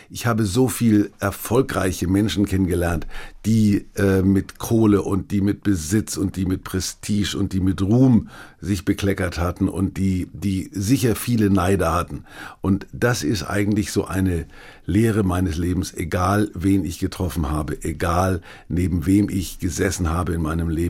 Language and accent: German; Bavaria, Germany; Ich war neulich in meiner fränkischen Heimat